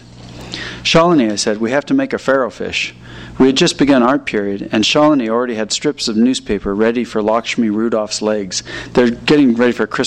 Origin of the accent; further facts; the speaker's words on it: Alaska, United States; moved away; I grew up in Alaska